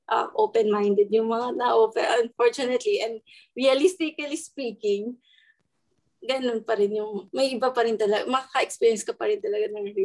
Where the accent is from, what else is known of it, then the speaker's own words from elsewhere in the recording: Mimaropa, Philippines; moved away as an adult; also born or lived in Manila; now in Melbourne, Australia; nung nasa UST pa ako nagba-bachelor's, taga Palawan kasi ako. So, every break, umuwi ako ng Palawan.